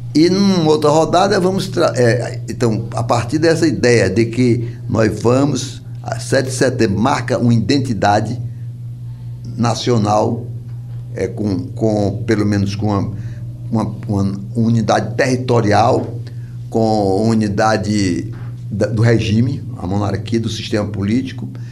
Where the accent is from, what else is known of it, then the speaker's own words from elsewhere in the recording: Ceará, Brazil; now in Pernambuco, Brazil; Lá, sou cearense